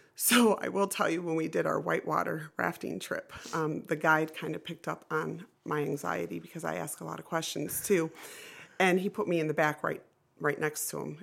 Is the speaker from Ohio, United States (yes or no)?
yes; Florida, Ohio, United States; also born or lived in Defiance, Ohio; I lived and grew up in a small town called Florida, which is between Defiance and Napoleon